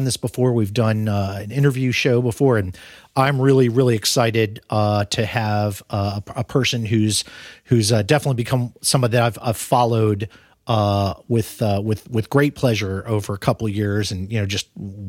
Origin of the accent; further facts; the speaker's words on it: Omaha, Nebraska, United States; born there; I was born in Omaha. I lived in Omaha when I was a tiny babe myself.